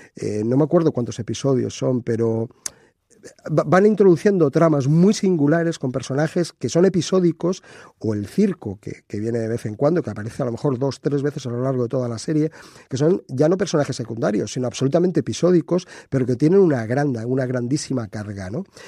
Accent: Spain; aquí en España

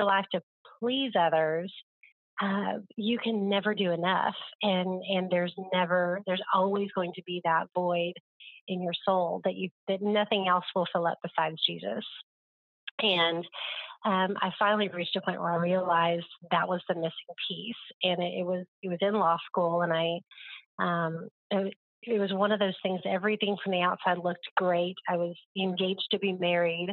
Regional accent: Oklahoma, United States; growing up in Oklahoma, it's the Bible Belt. And so I feel like I grew up around everybody saying they were a Christian.

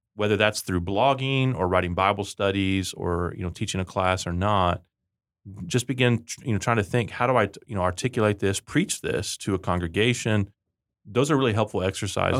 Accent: Rio Grande Valley, Texas, United States; I grew up in the Rio Grande Valley in Texas, and we called underwear Chones

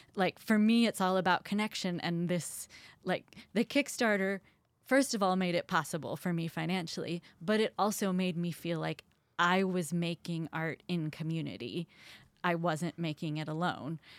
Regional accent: Columbia, Missouri, United States; moved away; I grew up in Columbia as part of a family band

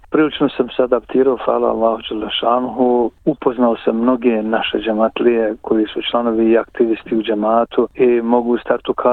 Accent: Donji Vakuf, Federation of Bosnia and Herzegovina, Bosnia & Herzegovina; moved away as an adult; also born or lived in Sarajevo / Zenica; now in Melbourne, Australia; mogu kazati da sam rođen u Donjem vakufu 53. godine, da sam tamo završio osnovnu školu, potom gazio u Srebegu u medresu

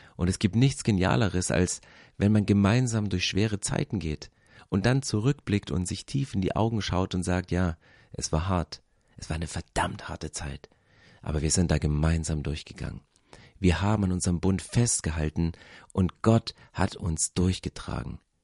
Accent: East Germany, Germany; Ich bin in Ostdeutschland groß geworden

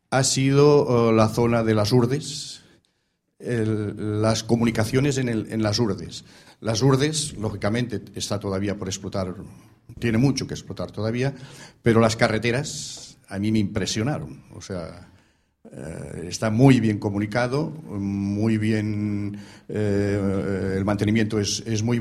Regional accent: Peraleda, Extremadura, Spain; now in Sant Boi de Llobregat, Spain; Soy de Peraleda.

